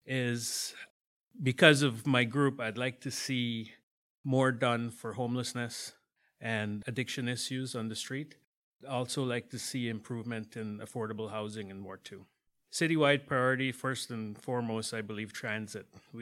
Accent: Guyana; now in Hamilton, Canada; We moved to Canada in 1979 from Guyana, and I went to high school here.

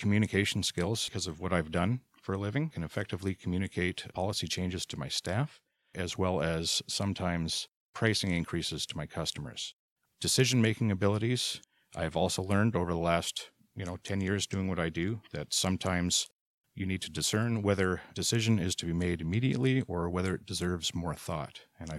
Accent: Abbotsford, British Columbia, Canada; now in Hamilton, Canada; I moved to Hamilton in 2001 from Abbotsford, British Columbia, and I have called myself a proud Hamilton resident since.

